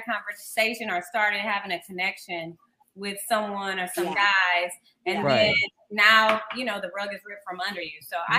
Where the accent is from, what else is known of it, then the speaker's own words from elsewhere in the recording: the South, United States; because I'm from the South